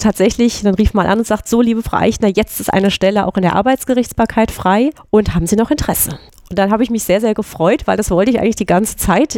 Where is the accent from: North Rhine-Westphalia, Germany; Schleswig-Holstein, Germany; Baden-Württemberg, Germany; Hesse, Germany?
Hesse, Germany; Groß-Gerau; ich komme aus, aus der Gegend, genau, aus Groß-Gero eigentlich.